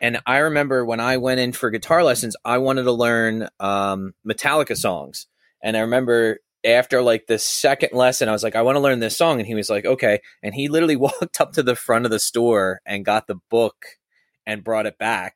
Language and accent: English; Churchville, Pennsylvania, United States; I grew up in Churchville.